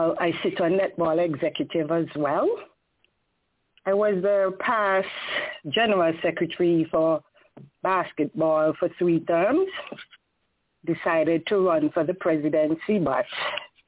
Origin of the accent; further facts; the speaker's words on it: Saint George, Antigua & Barbuda; moved away; also born or lived in Grace Green, Antigua / United States; I'm from the Grace Green community, but I was raised in the St. George's community, which is Pickett's Village, that I migrated to the U.S.